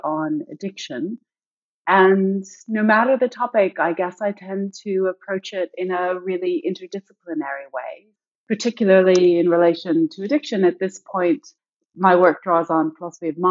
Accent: Canada; moved away as an adult; also born or lived in United Kingdom; now in United States; Originally, I'm from Canada, but before moving to the US, I spent most of my adult life in the UK

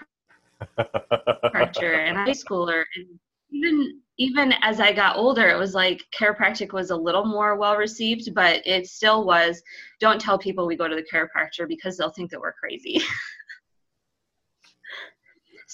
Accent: Iowa, United States; I grew up in Iowa

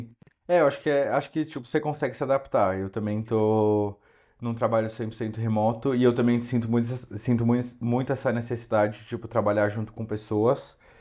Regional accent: São Paulo, Brazil; moved away as an adult; also born or lived in Porto, Portugal; now in Madrid, Spain; Eu sou de São Paulo

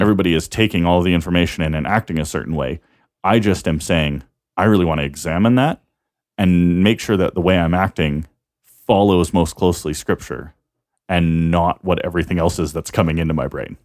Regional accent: Canada; we're Canadian

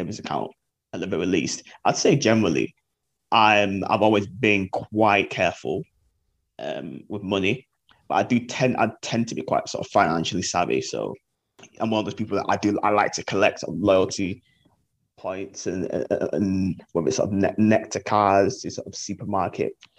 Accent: Manchester, North West England, United Kingdom; I'm from Manchester, 30, and I work as a media publicist.

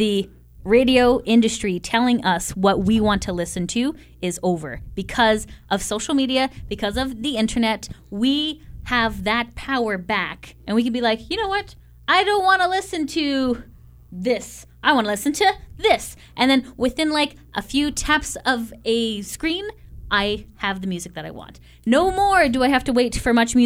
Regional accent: Canada

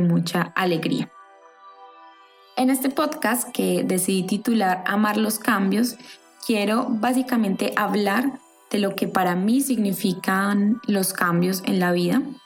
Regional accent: Colombia; moved away as an adult; now in France; estoy creando nuevas bases en un país diferente al que nací. Yo soy colombiana y estoy viviendo en Francia.

